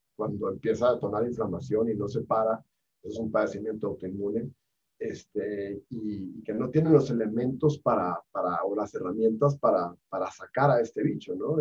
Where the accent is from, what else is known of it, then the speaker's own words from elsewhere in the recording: Hermosillo, Sonora, Mexico; moved away as an adult; now in Mexico City, Mexico; yo soy de Hermosillo, pero vivo, llevo acá 10 años